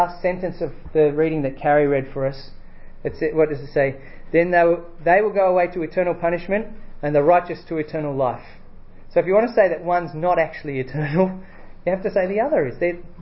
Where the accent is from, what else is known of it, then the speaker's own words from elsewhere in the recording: Australia; I'm from Australia